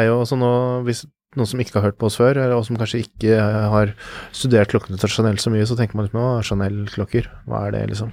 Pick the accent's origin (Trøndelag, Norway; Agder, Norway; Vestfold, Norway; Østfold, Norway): Østfold, Norway; Fredrikstad; min hjemby Fredrikstad